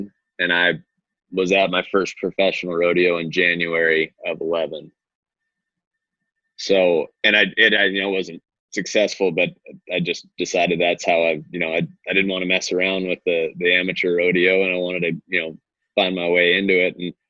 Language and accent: English; The Woodlands, Texas, United States; also born or lived in California / New Mexico / Alaska / Arizona; I'm from everywhere. was born in California, lived in New Mexico, Alaska for 6 years, Texas, Arizona, Washington, back to Texas. I ended up graduating high school down in the Woodlands by Houston